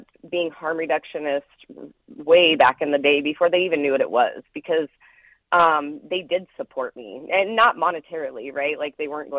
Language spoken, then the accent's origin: English; Knoxville, Iowa, United States; I grew up down in Marion County in Knoxville, Iowa.